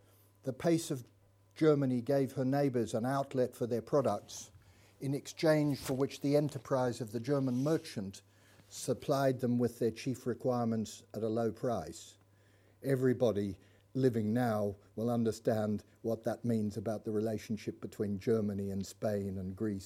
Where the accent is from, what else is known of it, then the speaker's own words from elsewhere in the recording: Melbourne, Victoria, Australia; I grew up in Melbourne